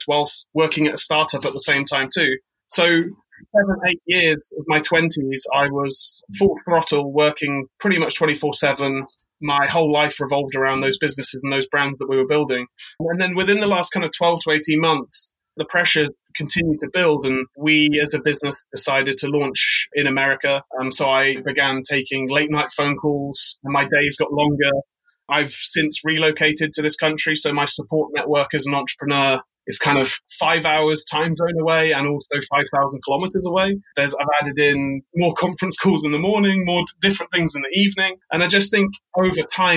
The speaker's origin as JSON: {"language": "English", "country": "United Kingdom", "moved": "yes", "lives_now": "New York, United States", "said": "I'm British. I now live in New York"}